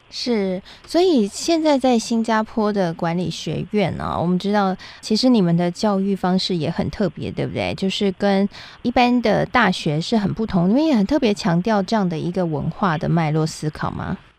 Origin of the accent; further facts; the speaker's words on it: Taiwan; 台湾也是很小的，我们的人口也不多嘛